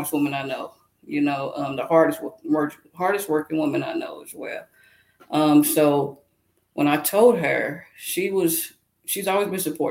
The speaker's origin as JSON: {"language": "English", "town": "Lexington", "region": "Kentucky", "country": "United States", "also_born_or_lived": "Illinois", "moved": "as an adult", "lives_now": "Douglasville, United States", "said": "I'm from Lexington, Kentucky, and I live in Douglasville, Georgia"}